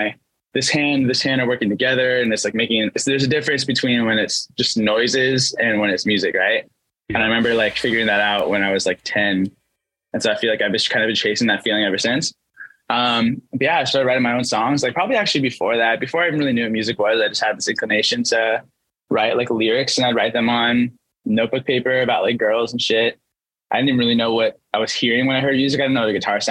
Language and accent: English; Kent, Washington, United States; A suburb called Kent